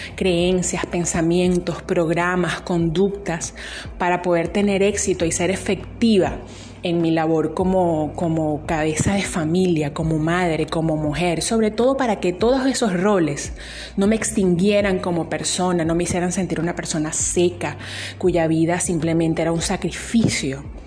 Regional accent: Venezuela; Soy venezolana y sí, estoy en Venezuela

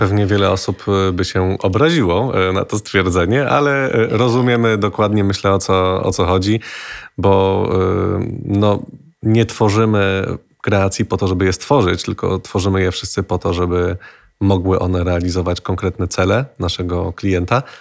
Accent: Kraków, Lesser Poland, Poland; ja z Krakowa jestem

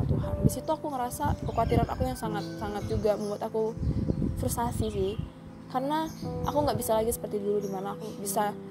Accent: North Sumatra, Indonesia; kalau saya orang Batak tuh secara adat tempat tinggal dan lain sebagainya

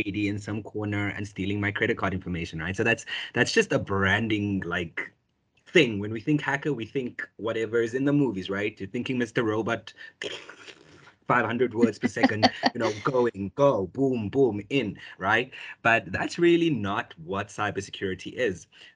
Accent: South Africa; born or raised there

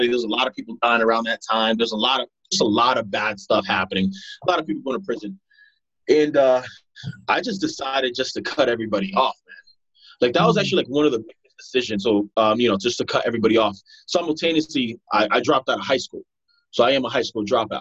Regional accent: Broward County, Florida, United States; also born or lived in Providence, Rhode Island / Pompano Beach, Florida / Deerfield Beach, Florida; When I came here, I grew up pretty much here in Broward County, Florida

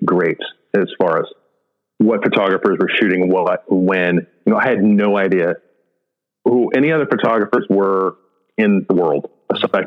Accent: San Diego, California, United States; I grew up in San Diego

